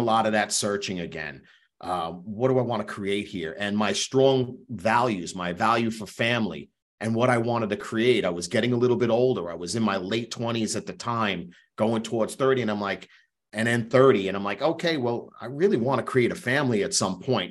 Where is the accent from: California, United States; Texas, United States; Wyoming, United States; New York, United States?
New York, United States; Long Island; also born or lived in Queens, New York; growing up in New York, I was born in Queens, raised on Long Island my entire life.